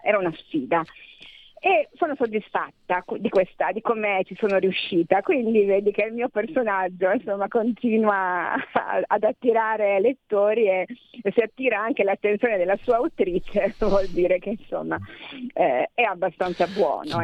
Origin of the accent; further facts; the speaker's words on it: Ferrara, Emilia-Romagna, Italy; io sono di Ferrara, come tu sai. A Ferrara io ormai sono quella del foresto